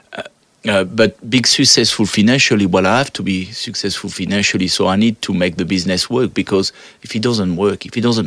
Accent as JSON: {"language": "English", "country": "France", "moved": "yes", "lives_now": "Australia", "said": "I come from France"}